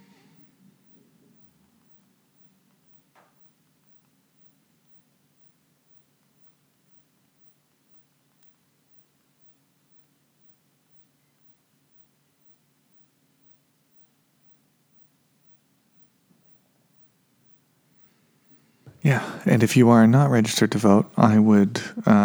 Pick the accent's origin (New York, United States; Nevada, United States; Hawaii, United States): Nevada, United States; now in California, United States; I grew up in Nevada